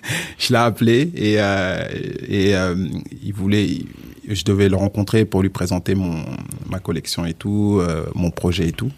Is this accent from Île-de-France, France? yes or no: yes; Val-d'Oise, Île-de-France, France; also born or lived in Casamance, Senegal; je suis né au Sénégal, okay. en Casamance. Je suis mhm. arrivé en France, j'avais, j'avais 6 ans. Et j'ai grandi dans le 95.